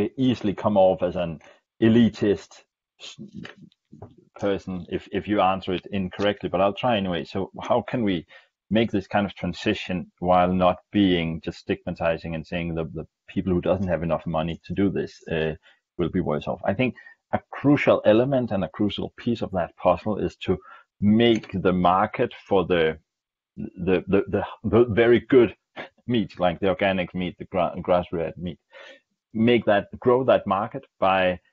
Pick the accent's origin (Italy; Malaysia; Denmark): Denmark; moved away; I'm from Denmark, and Denmark, the Danish food culture has very much been defined by meat industry and dairy industry